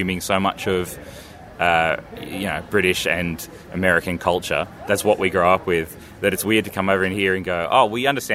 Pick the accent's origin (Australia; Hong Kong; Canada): Australia; I'm Australian.